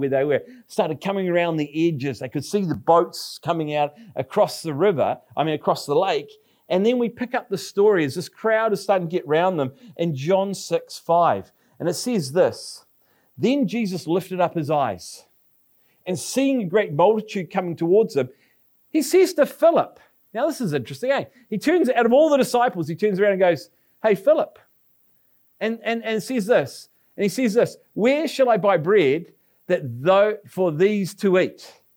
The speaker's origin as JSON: {"language": "English", "town": "Palmerston North", "region": "Manawatū-Whanganui", "country": "New Zealand", "tie": "born or raised there", "moved": "yes", "lives_now": "Nelson, New Zealand", "said": "Palmerston North, which is my hometown"}